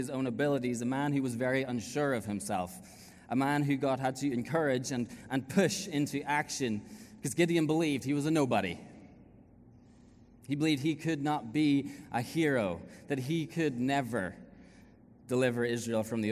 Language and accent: English; Ireland; moved away as an adult; We haven't lived in Ireland now for 7 years